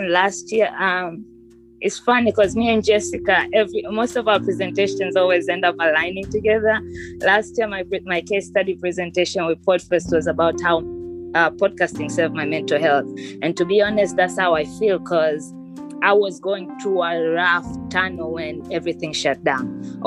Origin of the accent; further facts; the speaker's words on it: Tanzania; moved away; I'm technically from Tanzania